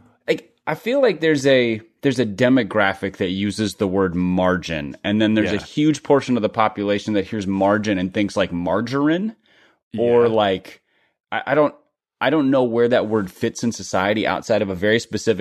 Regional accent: Midwest, United States; I grew up in the Midwest

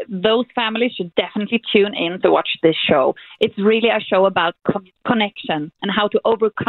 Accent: Sweden; for all of us coming from Sweden to bring this to America

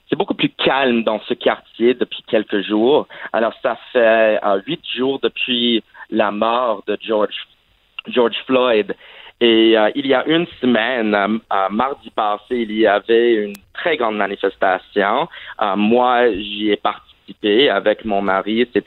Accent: Saudi Arabia; also born or lived in Vermont, United States; en fait, j'ai grandi à l'étranger et ah, en fait, j'ai grandi en Arabie Saoudite, mais malheureusement, je n'avais pas l'occasion d'apprendre l'arabe.

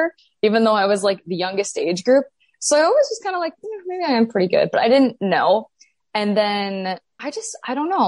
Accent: Grand Forks, North Dakota, United States; I am from Grand Forks, North Dakota

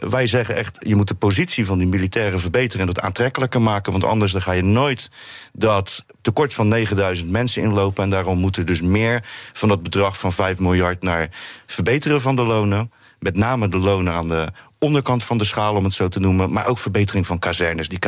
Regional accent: Rotterdam, South Holland, Netherlands; Zeker, Rotterdam-Zuid.

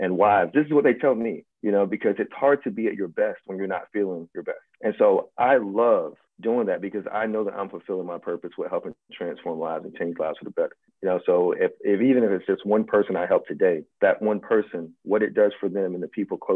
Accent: Virginia, United States; I grew up in Virginia

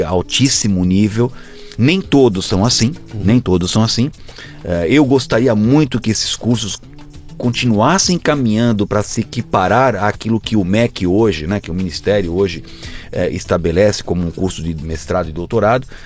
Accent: São Paulo, Brazil; Aqui em São Paulo, a gente nasceu na Zona Norte

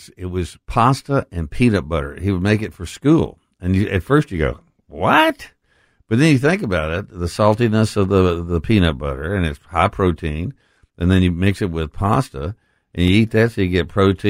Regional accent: Texas, United States; I mean, growing up in West Texas, we all waved at each other driving down the highway.

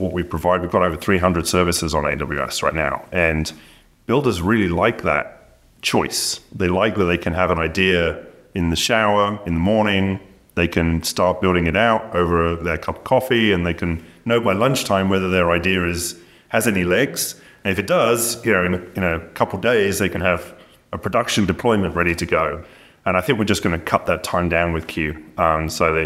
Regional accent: United Kingdom; As a Brit

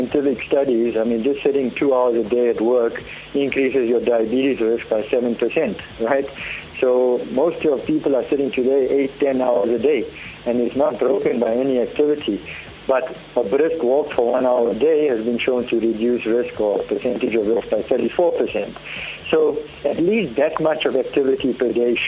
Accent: South Africa; We grew up in Indian areas, so-called Indian areas, so a bunny chow and coke and chip rolls and coke throughout childhood and teenage years was a staple.

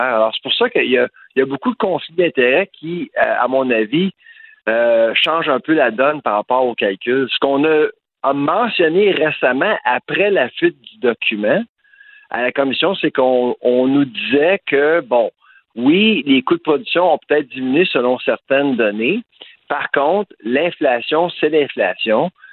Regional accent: Eastern Townships, Quebec, Canada; la région d'où je viens, les cantons de l'Est, Bois-Franc, etc.

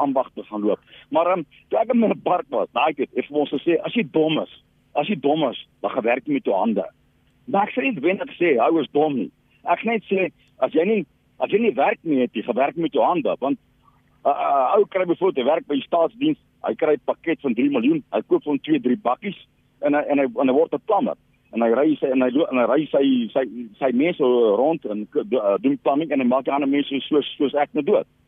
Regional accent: Pretoria, Gauteng, South Africa; ek kom van Melo Park af. So ry skool, ek het in 1980 rond beplig geskryf. So ry skool hier in Pretoria.

